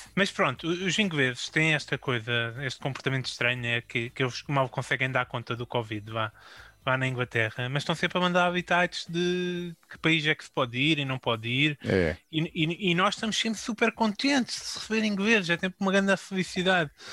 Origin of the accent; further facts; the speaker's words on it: Braga, Norte, Portugal; sou da Braca